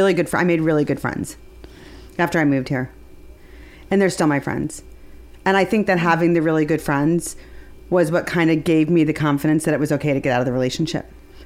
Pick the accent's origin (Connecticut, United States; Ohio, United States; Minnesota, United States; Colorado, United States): Ohio, United States; also born or lived in Washington, D.C.; now in Los Angeles, United States; I grew up in Ohio, and then we moved to D.C.